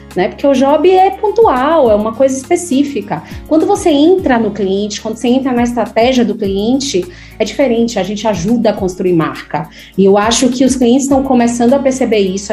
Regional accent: Salvador, Bahia, Brazil; Eu nasci em Salvador, é, me formei em Salvador

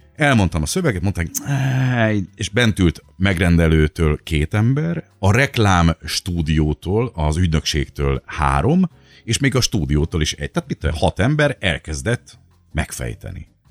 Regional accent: Miskolc, Borsod-Abaúj-Zemplén, Hungary; Miskolci vagyok alapból

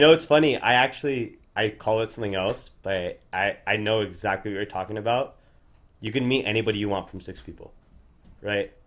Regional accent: Orange County, California, United States; We're from Orange County.

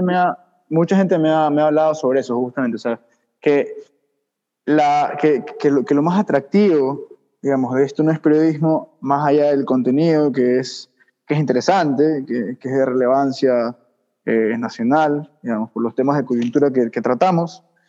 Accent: Ecuador; nosotros como ecuatorianos

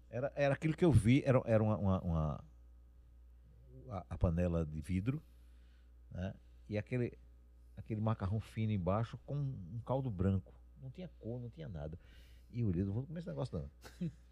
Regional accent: Brazil; also born or lived in Caruaru / Croatia; eu sou brasileiro

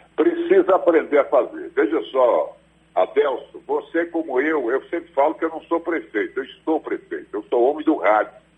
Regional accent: Vitória da Conquista, Bahia, Brazil; Eu nasci aqui em Vitória da Conquista

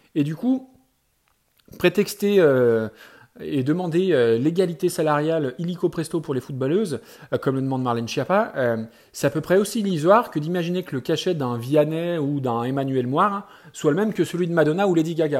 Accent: France; chez nous en France

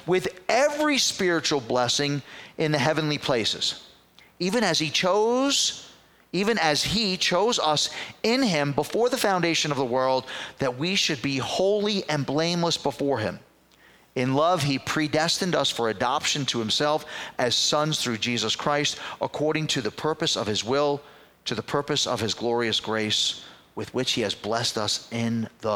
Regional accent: New York City, New York, United States; I was growing up in the Bronx as a kid

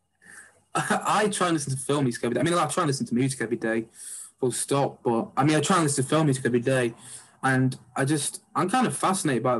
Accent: Oldham, North West England, United Kingdom; I'm from Oldham, so I'm not that actually far from where yeah. Salford is, but I went to uh, I went to Sarwa School

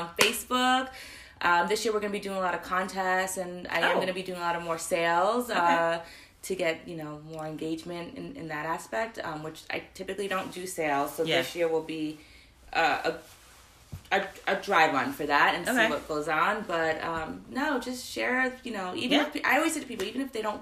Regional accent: New York City, New York, United States; moved away; I'm from New York City, originally

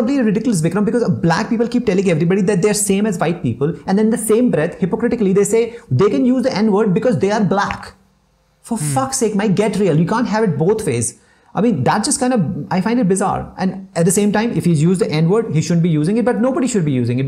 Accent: India; We are like Indian Asians

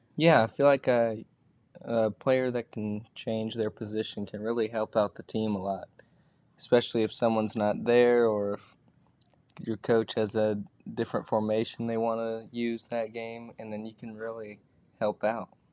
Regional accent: near Atlanta, Georgia, United States; I played for a local team around where I grew up and also played for a bigger club in Atlanta called Atlanta Fire.

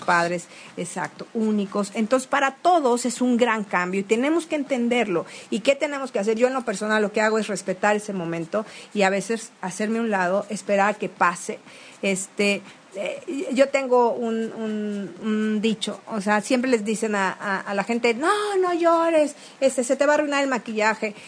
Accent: Veracruz, Mexico

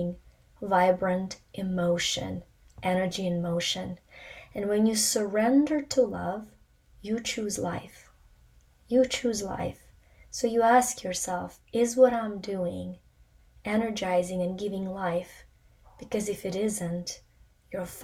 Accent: Ukraine; moved away; I was born in the Soviet Union in Ukraine

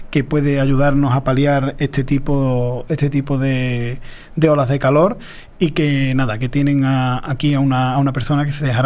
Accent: Paterna de Rivera, Andalusia, Spain

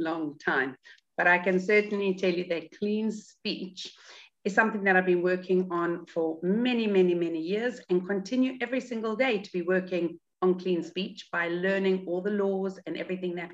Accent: South Africa; moved away; I grew up in South Africa, but I've been out of South Africa a lot longer than I actually was there

